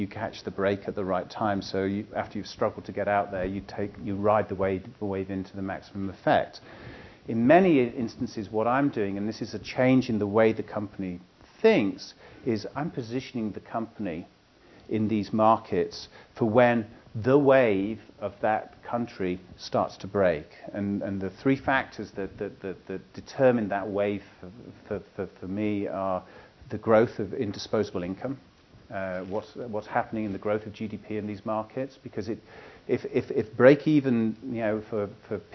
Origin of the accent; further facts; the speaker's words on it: United Kingdom; now in United States; I come from the United Kingdom